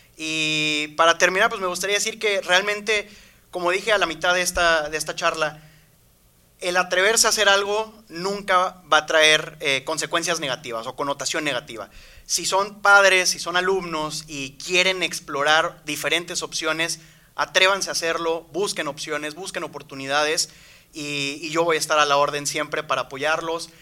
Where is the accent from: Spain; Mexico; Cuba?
Mexico; Veracruz; moved away as an adult; also born or lived in Mexico City; now in Monterrey, Mexico; Yo vengo de Veracruz, si soy sincero, nací en Ciudad de México, pero ahí no estuve casi nada. Eh, yo siempre digo y diré que vengo de Veracruz